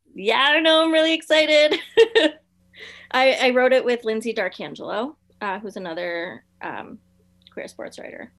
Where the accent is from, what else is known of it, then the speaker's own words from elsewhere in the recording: South Florida, United States; I'm from South Florida, and we did not have a team until 1993